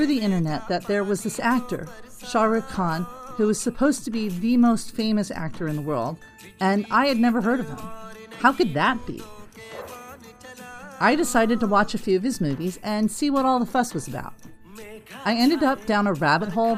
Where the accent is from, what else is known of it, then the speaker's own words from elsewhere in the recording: Los Angeles, California, United States; I grew up in Los Angeles